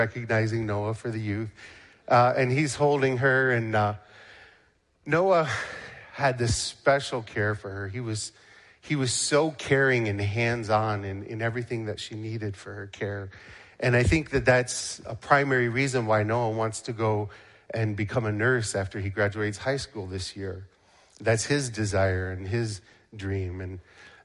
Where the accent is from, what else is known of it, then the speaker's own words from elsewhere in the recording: Canada; now in United States; I am Canadian, but I'm a U.S. citizen now